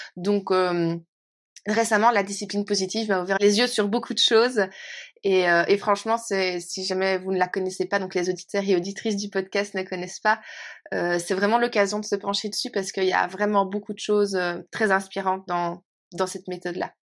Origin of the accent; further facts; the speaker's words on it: Belgium; now in Norway; mon pays de cœur, euh, ça reste mon pays d'origine. ça reste chez moi, quoi. Ça reste la Belgique.